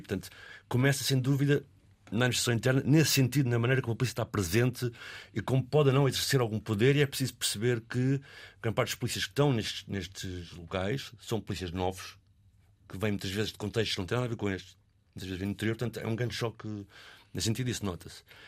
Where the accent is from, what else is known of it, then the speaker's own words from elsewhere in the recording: Arco do Cego, Lisbon, Portugal; onde eu cresci, eu estava a dizer um bocado no arco cega